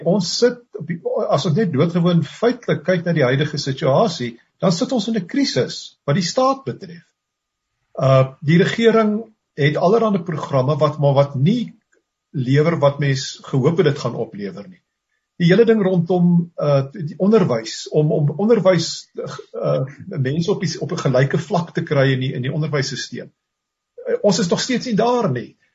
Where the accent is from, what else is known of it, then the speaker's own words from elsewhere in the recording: South Africa; ons as as as blanke Suid-Afrikaners